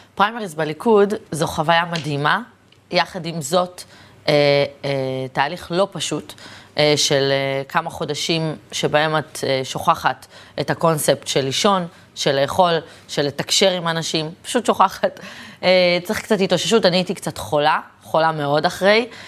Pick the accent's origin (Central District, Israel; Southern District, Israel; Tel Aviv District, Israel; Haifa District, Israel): Tel Aviv District, Israel; Tel Aviv; תחנה מרכזית ישנה, שם נולדתי, גדלתי והתחנכתי